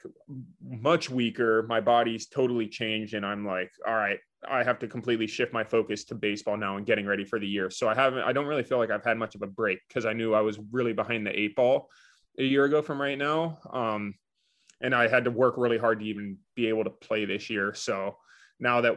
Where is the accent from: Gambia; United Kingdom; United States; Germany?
United States; Central Florida; I grew up in Central Florida.